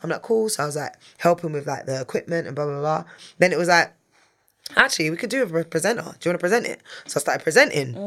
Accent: London, United Kingdom; I'm a girl from North London

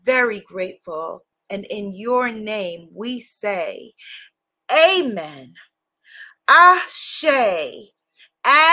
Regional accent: New York, United States; as a New Yorker

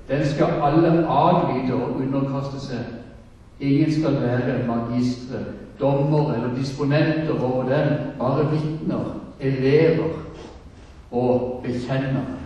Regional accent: Søgne, Agder, Norway; Men egentlig så kommer jeg fra Søgne, og det er det kanskje ingen som hører. Dette har bodd så mange andre steder.

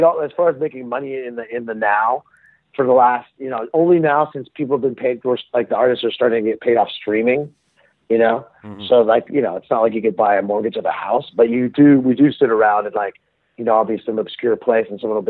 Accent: Palo Alto, California, United States; moved away; also born or lived in Melbourne, Australia; I'm from Palo Alto

